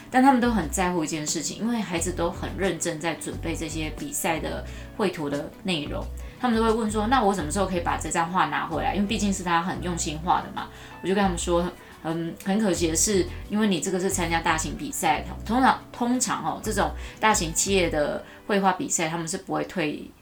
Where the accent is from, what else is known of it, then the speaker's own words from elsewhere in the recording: Taichung, Taiwan; 我太丢我们台中人的脸了